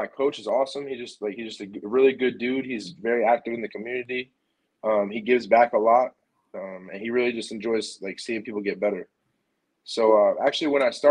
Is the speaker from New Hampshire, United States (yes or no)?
no; New York, United States; moved away as an adult; now in Springfield, Missouri, United States; I grew up in New York